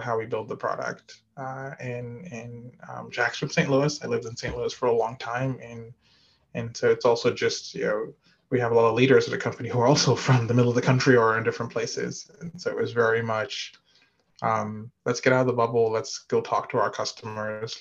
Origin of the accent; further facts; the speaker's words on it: Nigeria; moved away as an adult; also born or lived in Midwest, United States / California, United States; now in Atlanta, United States; I was born in Nigeria and lived there until I went to college